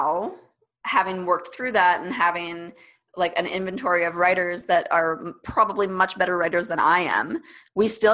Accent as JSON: {"language": "English", "country": "Canada", "tie": "born or raised there", "first_language": "English", "said": "I freaking grew up in Canada and have like, I went to university in Canada. Of course, this is my first language"}